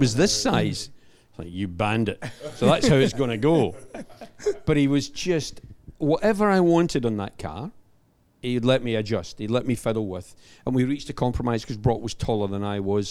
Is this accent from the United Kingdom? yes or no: yes; Scotland, United Kingdom; I'm the Scotsman